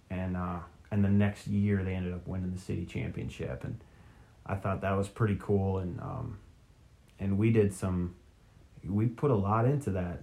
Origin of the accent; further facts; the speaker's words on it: Minnesota, United States; moved away; I'm from Minnesota. I'm a Twins fan